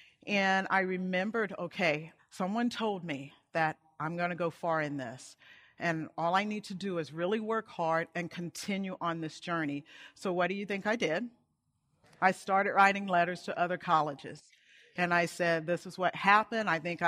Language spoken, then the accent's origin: English; Montgomery, Alabama, United States; And we grew up in Montgomery, Alabama, at a base called Maxwell Air Force Base.